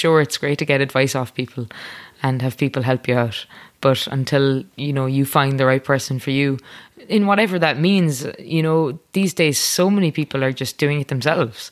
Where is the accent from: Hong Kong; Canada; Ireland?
Ireland; accent: Irish; I wanted to sing in my Irish accent